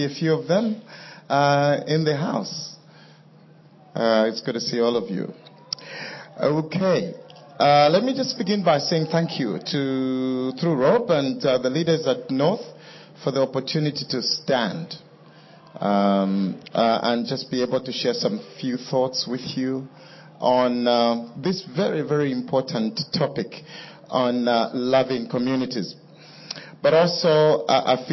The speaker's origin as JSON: {"language": "English", "town": "Kitwe", "region": "Copperbelt Province", "country": "Zambia", "tie": "born or raised there", "also_born_or_lived": "United Kingdom", "lives_now": "Kitwe, Zambia", "said": "Kitwe, which is my hometown"}